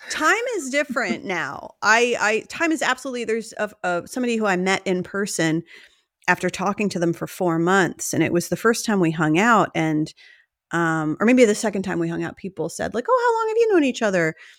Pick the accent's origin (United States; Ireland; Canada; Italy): United States; New Jersey; we're both from New Jersey